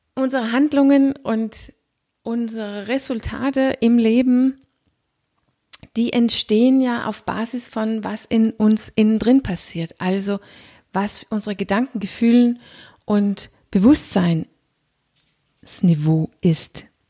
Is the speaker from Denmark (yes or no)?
yes; Denmark; accent: Danish; German is a second language; Wie du hörst, bin ich nicht gebürtige Deutsche, ich bin Dänin